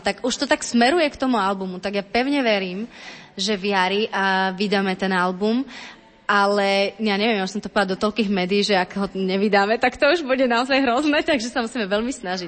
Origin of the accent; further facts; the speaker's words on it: eastern Slovakia, Slovakia; now in Bratislava, Slovakia; ja som z východu